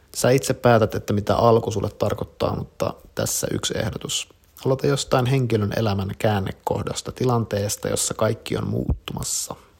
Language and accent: Finnish; Kuopio, North Savo, Finland; 22V. Oon kasvanut Kuopiossa, omakotitalossa